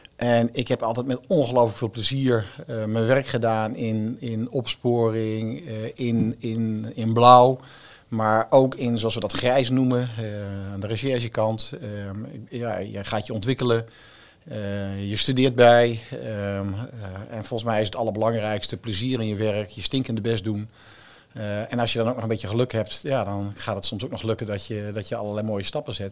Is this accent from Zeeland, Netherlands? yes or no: no; Zwolle, Overijssel, Netherlands; moved away; ik kom dan uit Zwolle